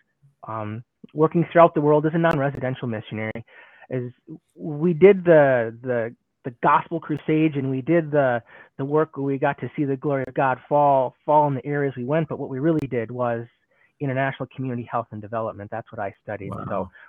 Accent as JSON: {"language": "English", "region": "northern Michigan", "country": "United States", "tie": "born or raised there", "also_born_or_lived": "Detroit, Michigan", "said": "So I'm also a native Michigander. I was born in Detroit, but I grew up in a more northern rural Michigan. So very classic Midwestern upbringing. I was homeschooled."}